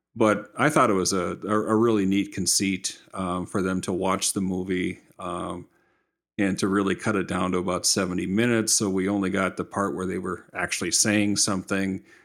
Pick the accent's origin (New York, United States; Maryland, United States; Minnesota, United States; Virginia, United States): Minnesota, United States; I'm from Minnesota